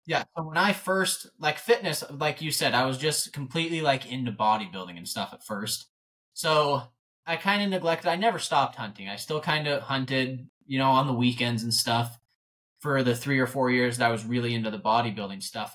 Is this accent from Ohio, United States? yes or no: no; North Idaho, United States; born and raised in North Idaho. Uh, grew up in a super small town